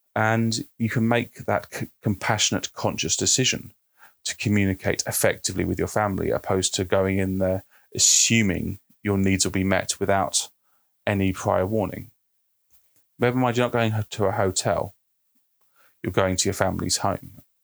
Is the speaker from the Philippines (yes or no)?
no; United Kingdom; I'm British